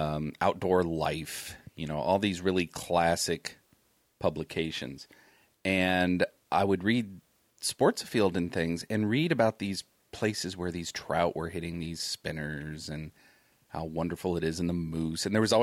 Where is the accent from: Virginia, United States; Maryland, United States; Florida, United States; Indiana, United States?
Indiana, United States; growing up in Indiana